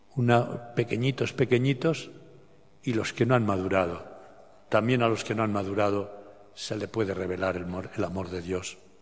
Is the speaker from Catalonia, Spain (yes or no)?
no; bordering Catalonia, Aragon, Spain; now in Barcelona, Spain; allá en mi pueblo, de Aragón, limitando con Cataluña